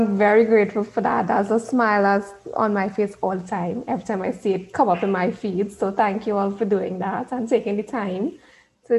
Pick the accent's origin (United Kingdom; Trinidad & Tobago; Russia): Trinidad & Tobago; accent: Trini; I am from Trinidad and Tobago. You would hear the accent coming in there because what I've been told is that Trinis, that's what we call ourselves, we have a very distinctive accent